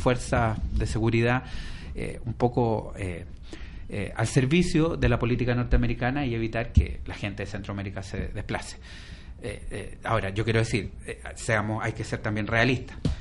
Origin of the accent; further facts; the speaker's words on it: Chile; now in Spain; en mi país, que es Chile